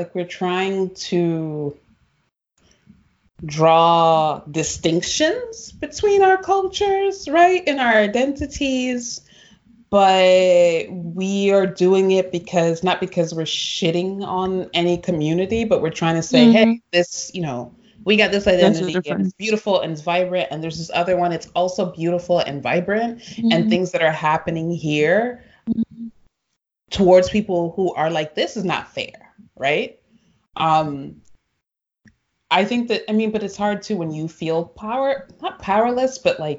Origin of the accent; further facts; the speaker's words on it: United States; everybody know I'm the cousin from America.